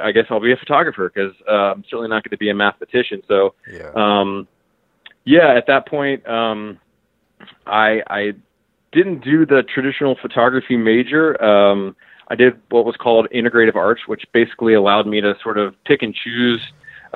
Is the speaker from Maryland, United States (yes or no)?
yes; Baltimore suburbs, Maryland, United States; I was born in Baltimore, and fairly soon thereafter moved into the suburbs